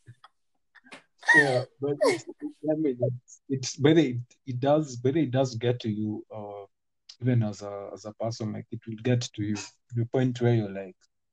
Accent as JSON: {"language": "English", "country": "Kenya", "tie": "born or raised there", "said": "I talk a lot of Sheng. You know, because I grew up in Islam"}